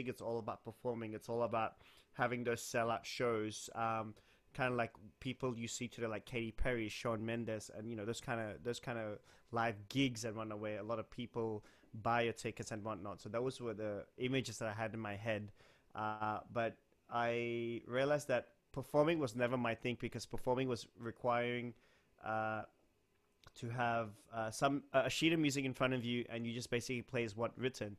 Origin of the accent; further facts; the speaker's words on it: Kuala Lumpur, Malaysia; now in Sydney, Australia; I was born in West Malaysia in a town called Kuala Lumpur